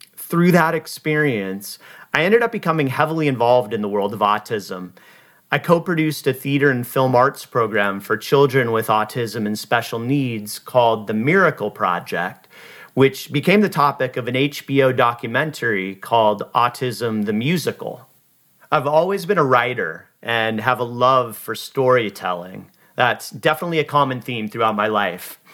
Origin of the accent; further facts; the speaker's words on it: Seattle, Washington, United States; moved away as an adult; also born or lived in Los Angeles, California / Boise, Idaho / Maui, Hawaii / San Diego, California; I was born and raised in Seattle